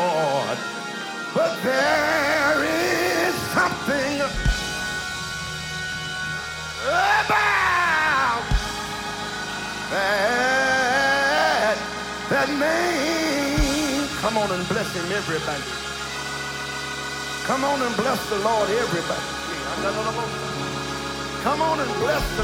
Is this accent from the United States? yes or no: yes; California, United States; I'm from California, and it is not as cold in L.A. as it is here